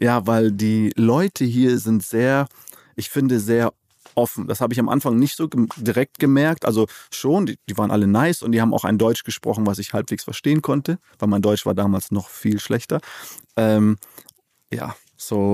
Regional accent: Namibia; moved away as an adult; now in Cologne, Germany; Namibia, da wo ich geboren bin, aufgewachsen bin

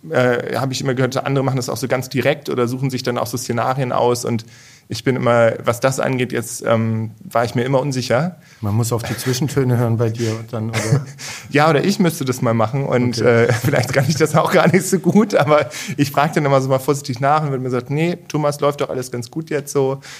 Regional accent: Achim, Lower Saxony, Germany; moved away as an adult; also born or lived in Bremen / Berlin / Ireland; now in Heilbronn, Germany; Ganz ursprünglich aus ähm, Bremen, da bin ich geboren worden, aufgewachsen in Achem bei mhm. Bremen, also in Norddeutschland. Und ja, von daher auch äh, eher das Flachland gewöhnt

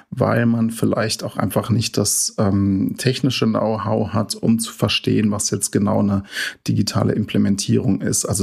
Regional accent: Neu-Anspach, Hesse, Germany; also ich komme äh, ursprünglich aus Neuansbach, das ist ja in der Nähe von Oberursel

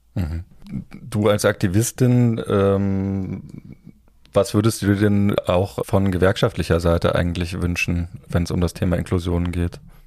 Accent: area around Kassel, Hesse, Germany; ich komme äh, aus dem Umland von Kassel

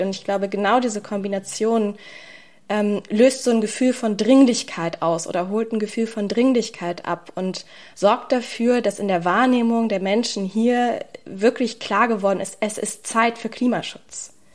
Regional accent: Berlin, Germany; als Berlinerin

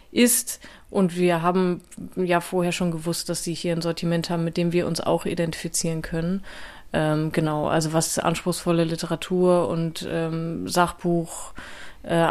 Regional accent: Worpswede, Lower Saxony, Germany; ich komme aber auch aus Bremen beziehungsweise aus Worpswede und deswegen war das irgendwie so ein bisschen schicksalhaft auch.

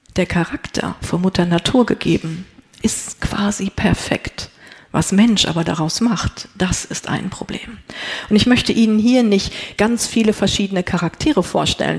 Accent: North Rhine-Westphalia, Germany; Ich komme aus Ostwestfalen

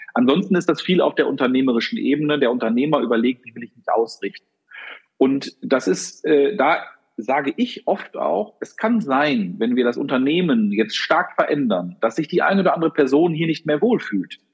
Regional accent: Germany; Wir Deutschen

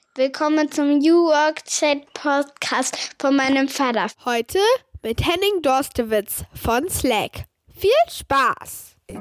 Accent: Hamburg, Germany; moved away as an adult; also born or lived in Sydney; now in Berlin, Germany; ich komme ursprünglich aus Hamburg, also Hamburger Jung und äh, da geboren, aufgewachsen

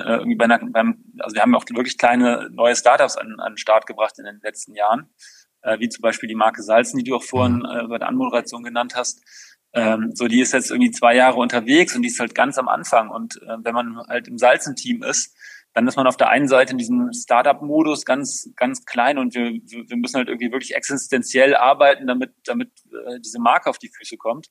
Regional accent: Overath, North Rhine-Westphalia, Germany; ich bin im Umland von Köln groß geworden, in Overath im Bergischen

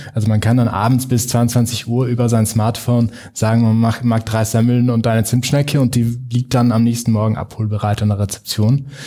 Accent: South Tyrol, Trentino-Alto Adige, Italy; Als Südtiroler

